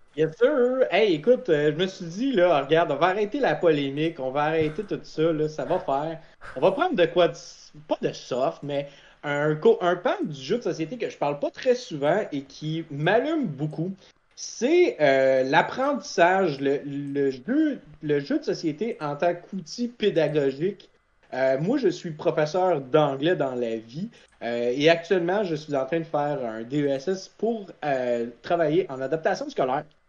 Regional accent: Quebec, Canada; je venais du Canada

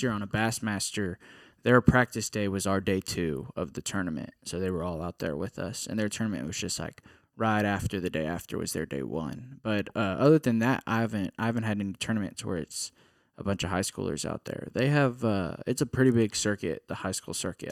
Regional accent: Katy, Texas, United States; I'm from Katy, Texas

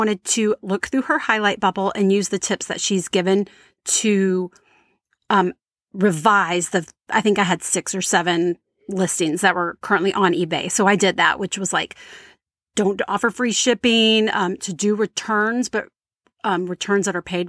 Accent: Louisiana, United States; They're from Texas. I'm from Louisiana.

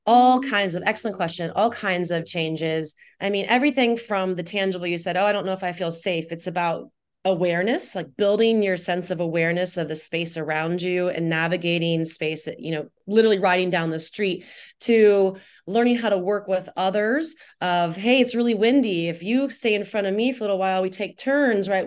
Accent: Indiana, United States; moved away as an adult; also born or lived in Guatemala / Costa Rica / Nicaragua; now in Tucson, United States; I grew up in Indiana

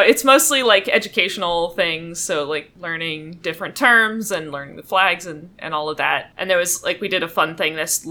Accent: Fayetteville, North Carolina, United States; it's a pretty small town in North Carolina, Fayetteville, North Carolina

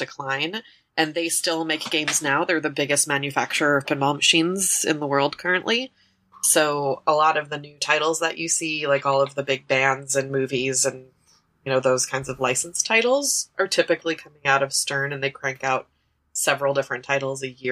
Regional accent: New York, United States; moved away; also born or lived in Chicago; I grew up in New York

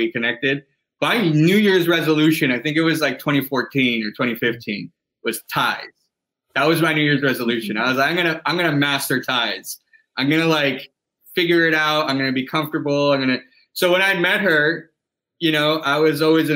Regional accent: Ibagué, Tolima, Colombia; now in New York, United States; my hometown where I was born, in Ibagué.

